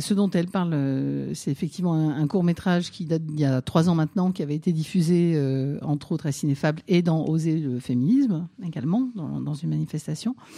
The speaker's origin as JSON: {"language": "French", "town": "Nancy", "region": "Grand Est", "country": "France", "tie": "born or raised there", "moved": "yes", "said": "je suis née en, province à Nancy"}